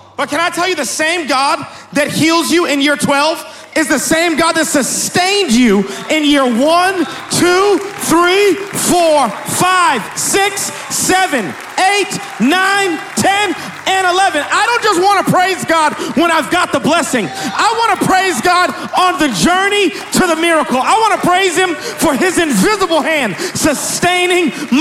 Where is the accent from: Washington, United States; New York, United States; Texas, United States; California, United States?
Texas, United States; Dallas; I am from Dallas, Texas.